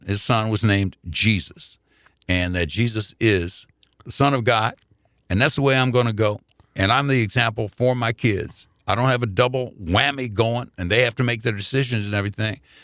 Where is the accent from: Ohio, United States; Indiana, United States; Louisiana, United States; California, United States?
Indiana, United States; Indianapolis; I grew up in the Jewish community 'cause mom and pop worked real hard to get me that membership at the Jewish Community Center in Indianapolis.